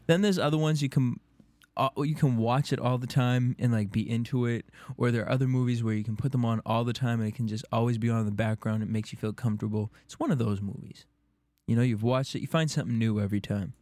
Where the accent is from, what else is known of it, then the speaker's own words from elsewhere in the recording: Boston, Massachusetts, United States; moved away; in Boston, my hometown